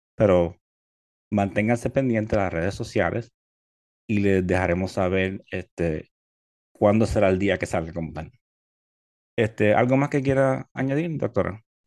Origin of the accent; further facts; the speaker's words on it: Puerto Rico; moved away as an adult; now in Florida, United States; nacido y criado en Puerto Rico